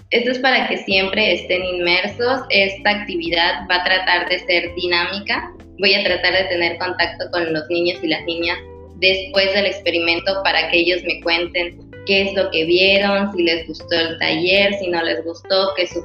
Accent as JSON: {"language": "Spanish", "town": "Mérida", "region": "Yucatán", "country": "Mexico", "said": "yo soy de Mérida"}